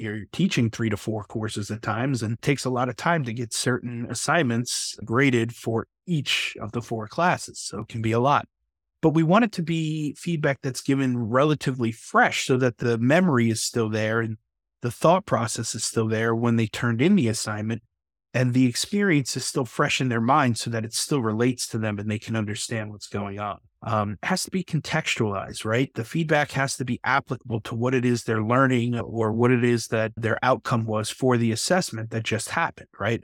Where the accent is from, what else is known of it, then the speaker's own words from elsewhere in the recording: New York, United States; I'm from New York